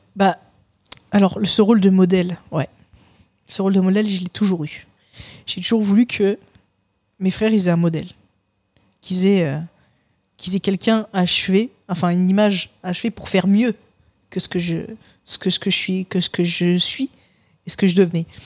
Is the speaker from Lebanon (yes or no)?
no; Paris suburbs, Île-de-France, France; now in Toulouse, France; j'ai grandi euh, dans, bah, littéralement en banlieue parisienne